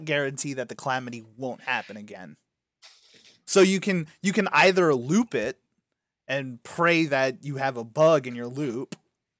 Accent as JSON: {"language": "English", "country": "United States", "said": "We're American"}